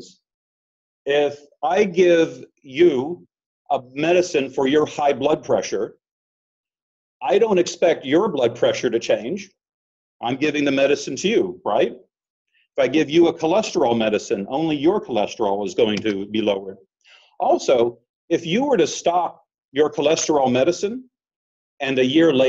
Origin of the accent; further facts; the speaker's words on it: Florida, United States; I'm from Florida, and I work at the University of South Florida in Tampa